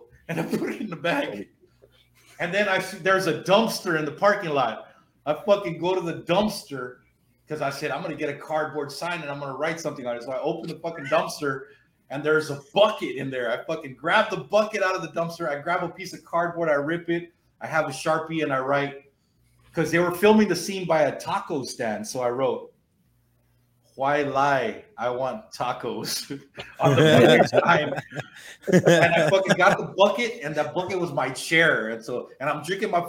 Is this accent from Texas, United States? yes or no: yes; the Rio Grande Valley, Texas, United States; when I was in high school in the mid-90s